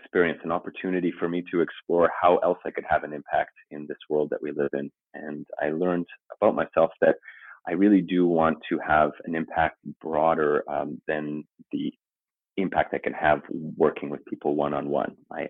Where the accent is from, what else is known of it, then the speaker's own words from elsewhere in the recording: Papua New Guinea; also born or lived in Canada; I'm Canadian, but I grew up overseas in the South Pacific, in Papua New Guinea, in the jungles.